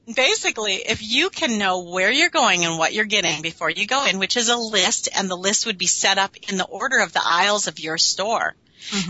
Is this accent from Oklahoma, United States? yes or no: no; Minneapolis, Minnesota, United States; now in Warroad, United States; born and raised in Minneapolis, and then we've been up here for 30 years.